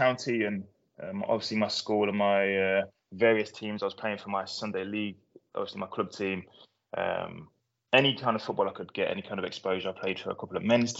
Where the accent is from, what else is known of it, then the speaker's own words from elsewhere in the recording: Rugby, West Midlands, United Kingdom; also born or lived in Mzuzu, Malawi; I was actually one when we moved to England. My brother is older, he was 3. Raised in Rugby, which is in Warwickshire, very small town. Closest city is Coventry, and then the next one on is Birmingham.